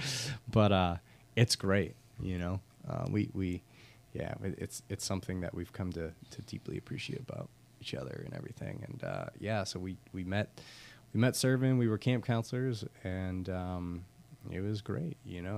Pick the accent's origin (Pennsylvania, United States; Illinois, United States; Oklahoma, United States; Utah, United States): Pennsylvania, United States; Pittsburgh; moved away as an adult; also born or lived in Camden; now in Norfolk, United States; I'm Pittsburgh born and raised